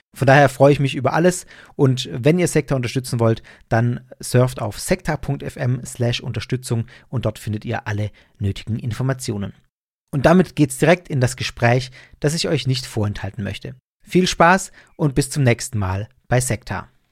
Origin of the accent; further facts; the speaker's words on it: Germany; als Deutsche